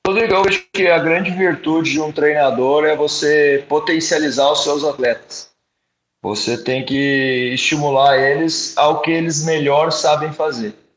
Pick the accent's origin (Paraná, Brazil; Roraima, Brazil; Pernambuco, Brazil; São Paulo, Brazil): Paraná, Brazil; Curitiba; eu sou natural do Curitiba